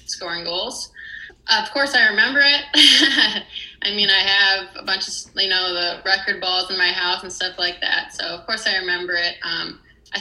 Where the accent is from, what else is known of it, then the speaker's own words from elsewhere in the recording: Perrysburg, Ohio, United States; moved away as an adult; growing up in Perrysburg